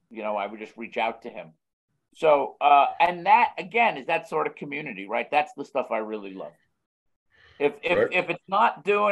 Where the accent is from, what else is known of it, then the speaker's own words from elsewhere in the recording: New York, United States; I'm a New Yorker